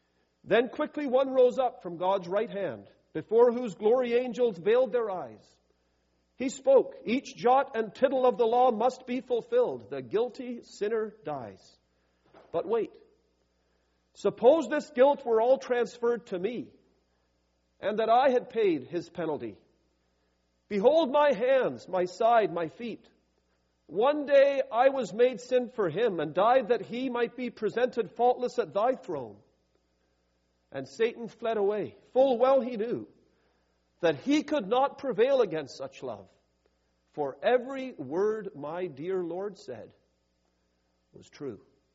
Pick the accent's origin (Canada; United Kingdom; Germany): Canada; now in United States; I'm from Canada. Healthcare is a big issue up in Canada. I'm down in the U.S.